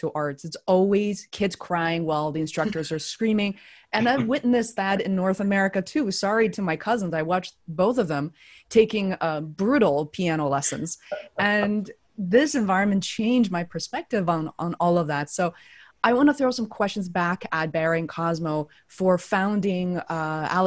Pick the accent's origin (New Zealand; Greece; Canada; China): China; growing up in China